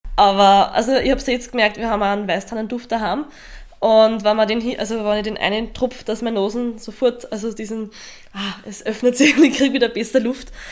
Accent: Lower Austria, Austria; bei uns in Niederösterreich

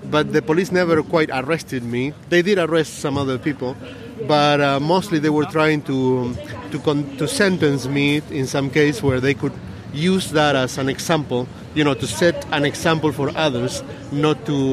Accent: Argentina; English is a second language; moved away as an adult; also born or lived in Silicon Valley, United States; I'm from Argentina, but I was living in the U.S. working in the Silicon Valley for ten years, and I came back to my country

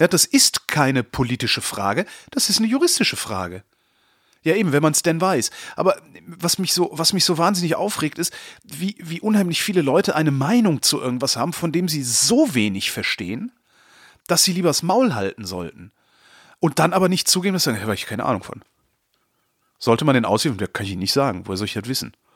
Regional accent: Germany; uns, also als Deutsche

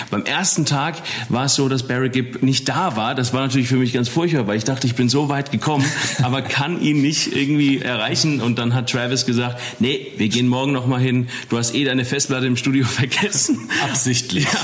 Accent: Eppstein, Hesse, Germany; ja, von Wiesbaden oder von Epstein. Ich komme ursprünglich aus Epstein

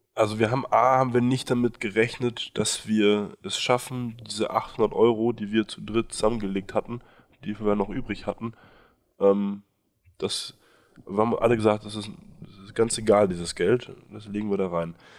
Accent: Berlin, Germany; moved away as an adult; also born or lived in Nepal; Ich bin in Berlin ähm, aufgewachsen mit einer französischen Mutter, einem deutschen Vater

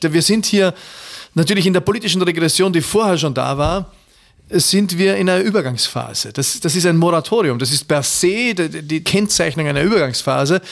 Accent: Austria; ich bin verfallen als Österreicher

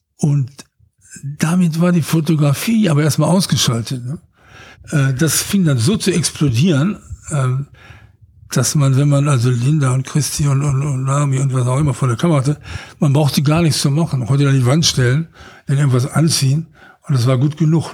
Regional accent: Ruhr area, North Rhine-Westphalia, Germany; Ich bin aus dem Ruhrgebiet.

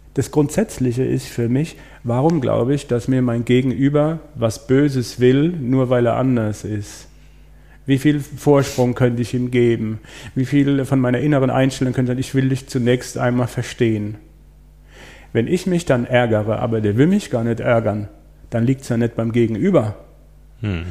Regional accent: Breisgau, Baden-Württemberg, Germany; ich komme aus dem Breisgau

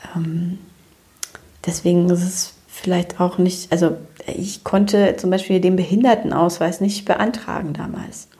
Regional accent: Romania; also born or lived in Germany; now in Cologne, Germany; ich komme ja aus Rumänien ursprünglich

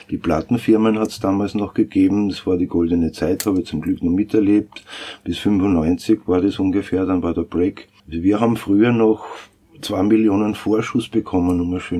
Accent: Styria, Austria; now in Vienna, Austria; Ich selber bin ja auch ein Landkind, bin auch kein Wiener, komme aus der Steiermark und bin eben seit 82 in Wien

